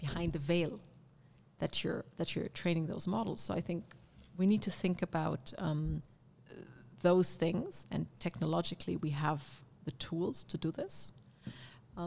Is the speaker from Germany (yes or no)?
yes; Karlsruhe, Baden-Württemberg, Germany; now in Berlin, Germany; coming from where I grew up in near Karlsruhe